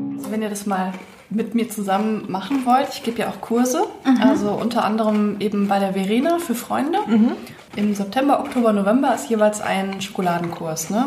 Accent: Bad Kreuznach, Rhineland-Palatinate, Germany; moved away as an adult; now in Mainz, Germany; ursprünglich bin ich eine gebürtige Kreiznacherin

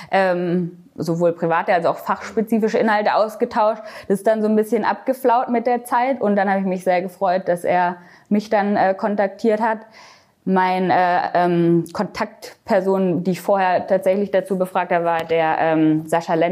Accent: Baden-Württemberg, Germany; aber aufgewachsen bin ich am Bodensee. Also ich habe 20 Jahre lang am Bodensee direkt an der Schweizer Grenze gelebt.

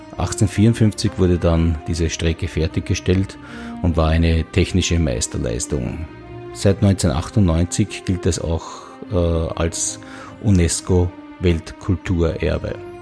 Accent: Austria; der Semmering-Bass, der eigentlich in der Nähe meiner Heimat liegt, zwischen Niederösterreich und der Steiermark das Grenzgebirge bildet

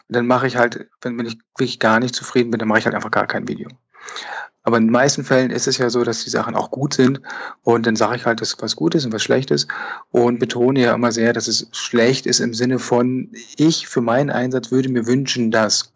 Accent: Lüneburg, Lower Saxony, Germany; now in Bern, Switzerland; ich bin Fotograf aus Bern in der Schweiz, aber wie man hört, komme ich ursprünglich aus Norddeutschland, aus Lüneburg

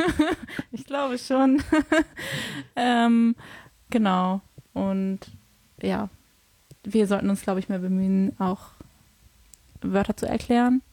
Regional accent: Hamburg, Germany; ich komme eigentlich aus Hamburg

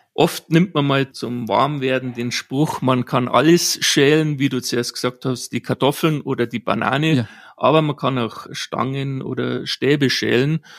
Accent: Bavaria, Germany; gebürtig bin ich aus Bayern

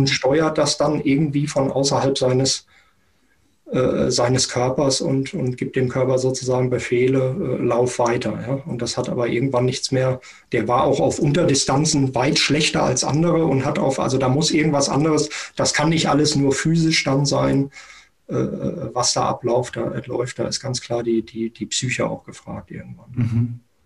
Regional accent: Germany; auch als Deutsche

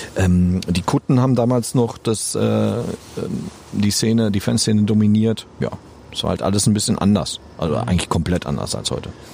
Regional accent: Holzwickede, North Rhine-Westphalia, Germany; ich kam aus Holzwickede, das ist hier so ein kleines Kaff. Wir sind in Unna zur Schule gegangen

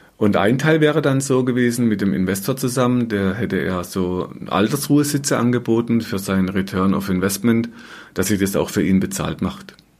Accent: Black Forest, Baden-Württemberg, Germany; moved away as an adult; in Deutschland, in meiner alten Heimat im Schwarzwald

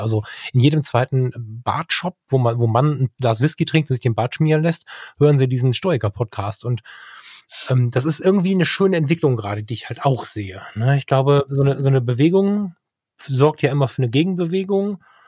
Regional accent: Ruhr area, North Rhine-Westphalia, Germany; bei uns im Ruhrgebiet an der Bude

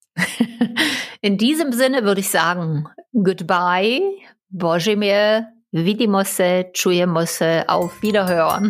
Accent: Großwelka, Saxony, Germany; Ich bin in Großwelker aufgewachsen, Saurierpark

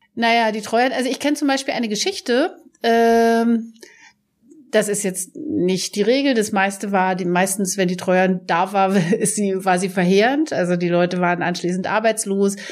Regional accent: East Germany, Germany; Ich bin aus dem Osten, proud to be

